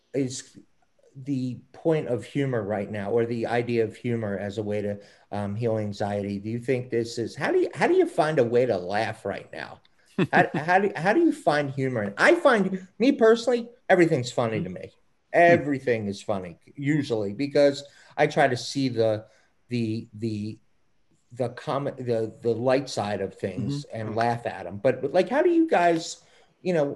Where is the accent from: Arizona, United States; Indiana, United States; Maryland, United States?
Maryland, United States; Baltimore; accent: Baltimore; my Baltimore accent